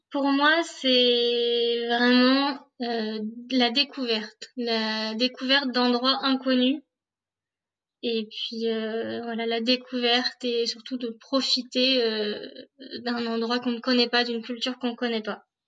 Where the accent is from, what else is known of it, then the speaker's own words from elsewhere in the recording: France; first language French; also born or lived in Dublin, Ireland; C'est ma langue natale, mon pays natal.